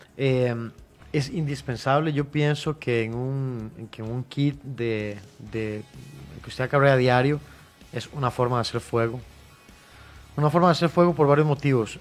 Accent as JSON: {"language": "Spanish", "country": "Costa Rica", "said": "Nosotros como ticos"}